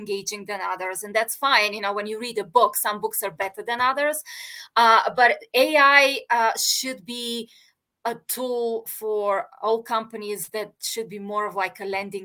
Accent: Bulgaria; I grew up in Bulgaria

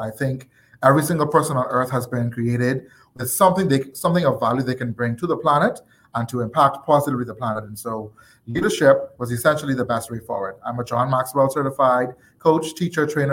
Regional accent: Nassau, New Providence, Bahamas; I am born and raised in Nassau, Bahamas. I have been in this country all of my life.

